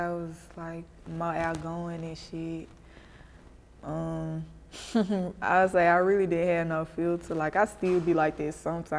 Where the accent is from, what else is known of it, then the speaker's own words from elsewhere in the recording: Memphis, Tennessee, United States; I'm from the East.